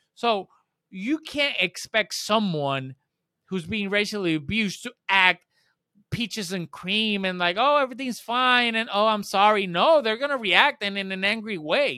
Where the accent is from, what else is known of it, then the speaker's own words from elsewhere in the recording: Puerto Rico; also born or lived in Spain; I'm from Puerto Rico. I'm not, to me, the way I was brought up and that I grew up here